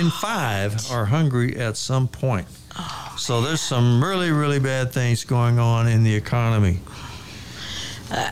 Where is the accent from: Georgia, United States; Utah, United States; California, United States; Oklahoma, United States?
Oklahoma, United States; Ada; now in Dallas, United States; Ada is my hometown